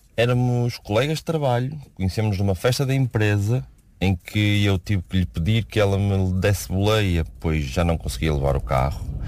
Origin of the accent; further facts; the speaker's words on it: Porto, Norte, Portugal; eu sou do Porto